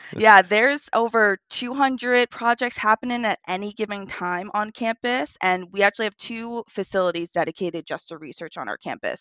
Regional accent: Long Island, New York, United States; moved away as an adult; now in South Florida, United States; I actually am born and raised on Long Island, and I moved down to South Florida in twenty eighteen.

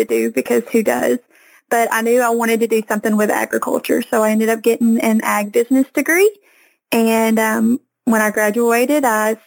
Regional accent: the Delta of Arkansas, United States; accent: Southern Arkansas; I'm from Arkansas, and I'm from what we call the Delta of Arkansas

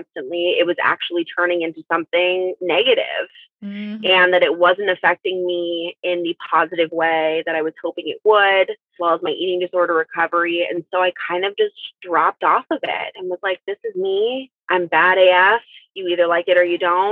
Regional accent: St. Louis, Missouri, United States; I grew up in St. Louis

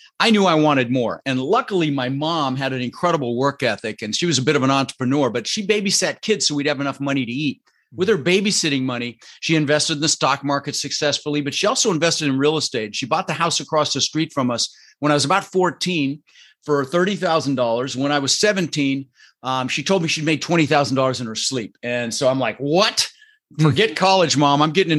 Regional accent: Netherlands; born there; Dutch. Yeah, I was born in Holland, but my father was Arabic.

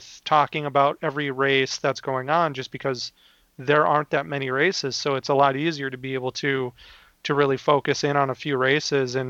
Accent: Minnesota, United States; I'm from Minnesota

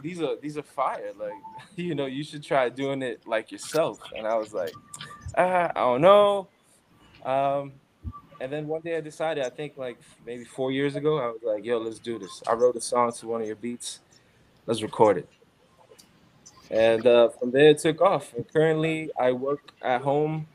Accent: New York City, New York, United States; now in Phoenix, United States; I'm from Crown Heights, Brooklyn. Grew up there

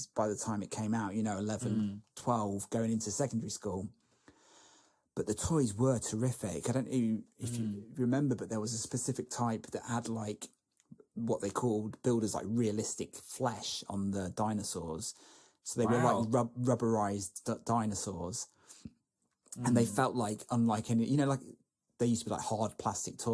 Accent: Lincolnshire, East Midlands, United Kingdom; where I grew up in Lincolnshire, the local newspaper was the Lincolnshire Echo

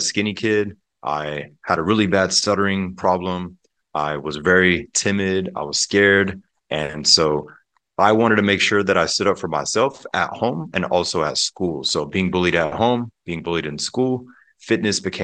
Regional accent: Pensacola, Florida, United States; also born or lived in Germany; We actually moved to Pensacola, Florida, and the Panhandle. If people are familiar with the Blue Angel Air Show, that's my home state and home city. But growing up there

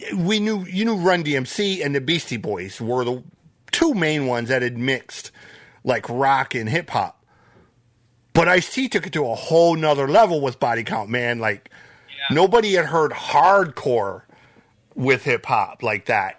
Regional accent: Flint, Michigan, United States; I grew up in Flint myself. I grew up just outside of Flint

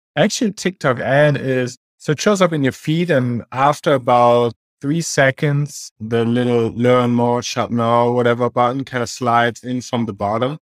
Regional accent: Germany; also born or lived in Australia; now in Kansas City, United States; I'm originally from Germany

